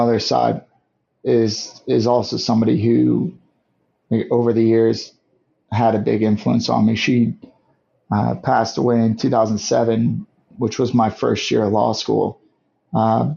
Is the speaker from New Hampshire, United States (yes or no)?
no; St. Louis, Missouri, United States; also born or lived in Guam; I grew up in St. Louis, Missouri with my mom and dad and our two little sisters